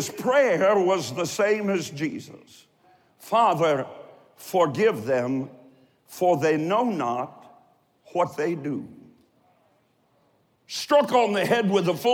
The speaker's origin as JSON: {"language": "English", "town": "Columbus", "region": "Ohio", "country": "United States", "tie": "born or raised there", "also_born_or_lived": "Eastern Kentucky", "said": "I'm from Eastern Kentucky, and I was raised on the south side of Columbus, Ohio"}